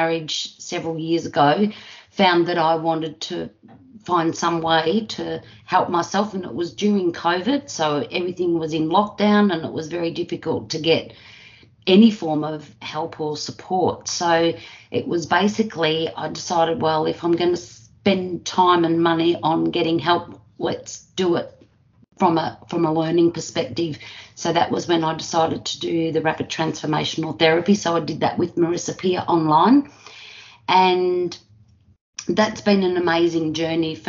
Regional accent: Australia; also born or lived in Melbourne, Victoria; I'm from Australia. I live just outside of Melbourne, Victoria, Australia.

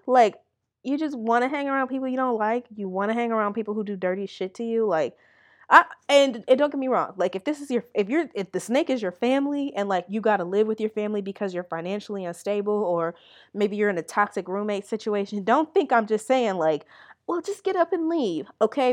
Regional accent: Milwaukee, Wisconsin, United States; I'm from Milwaukee. It's not very expensive here

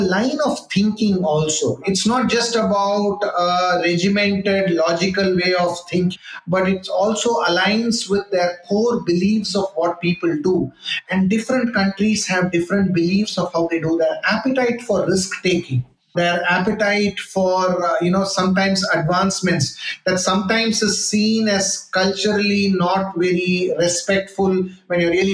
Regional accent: Chennai, Tamil Nadu, India; also born or lived in Bangalore; grew up in Chennai, though I was born in Bangalore

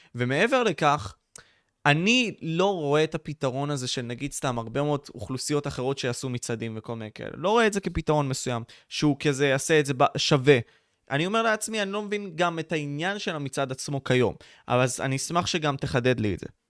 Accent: Israel; אנחנו צברים, נולדנו פה

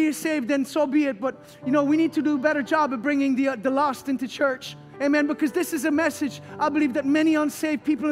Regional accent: Ireland

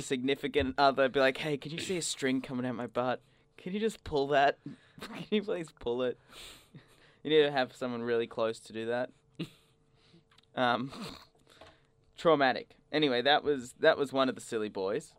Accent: Australia; growing up in Australia

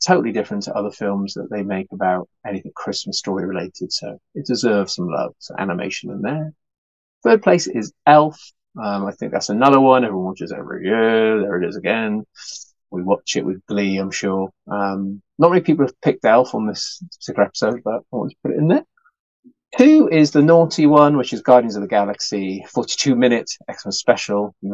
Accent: United Kingdom; As a British person

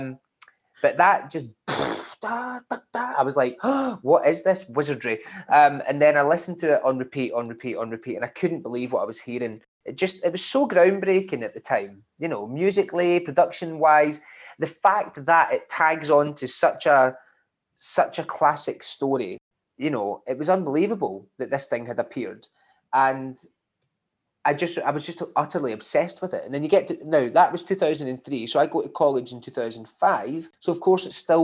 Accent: Scotland, United Kingdom; I'm Scottish

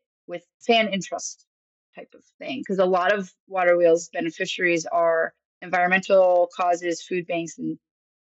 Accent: Massachusetts, United States; moved away as an adult; now in Arkansas, United States; I'm from Massachusetts, so Great Woods is my home venue.

